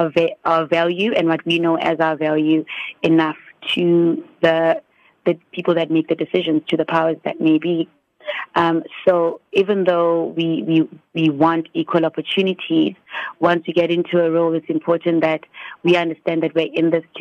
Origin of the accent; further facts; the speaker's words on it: Standerton, Mpumalanga, South Africa; I was born in Standerton, Mpumalanga, on a leap day